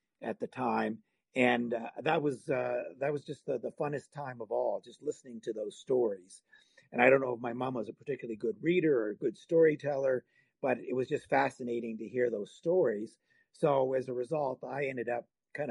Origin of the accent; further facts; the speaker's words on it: Halifax, Nova Scotia, Canada; now in Calgary, Canada; I'm from Halifax